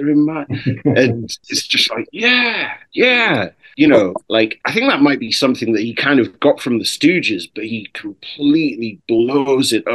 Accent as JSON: {"language": "English", "country": "United Kingdom", "said": "my home country"}